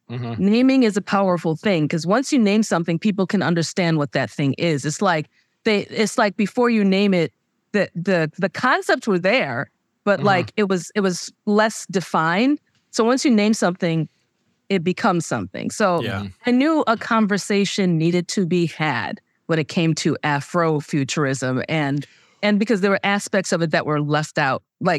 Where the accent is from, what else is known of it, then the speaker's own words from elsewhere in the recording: United States; I'm Nigerian American. I mean, it's way clear for me that that's not right.